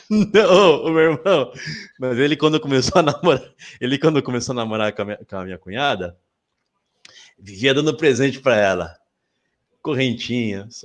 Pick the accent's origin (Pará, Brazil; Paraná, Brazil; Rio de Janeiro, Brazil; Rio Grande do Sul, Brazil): Rio de Janeiro, Brazil; É, não tenho nome, nome eu não tenho, eu sou carioca.